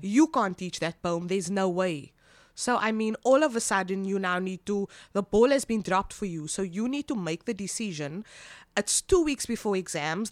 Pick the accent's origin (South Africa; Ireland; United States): South Africa; Cape Town, Western Cape; I am born and bred from Cape Town